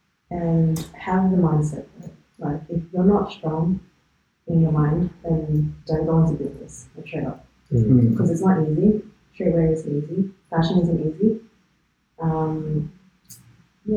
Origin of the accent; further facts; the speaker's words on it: Melbourne, Victoria, Australia; We're from Melbourne